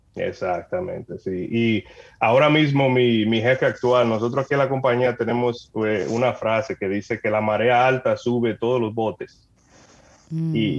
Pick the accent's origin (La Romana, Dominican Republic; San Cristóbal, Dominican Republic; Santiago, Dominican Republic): San Cristóbal, Dominican Republic; moved away as an adult; now in Canada; yo soy dominicano, nacido allá, me crié en San Cristóbal eh, en el pueblo de San Cristóbal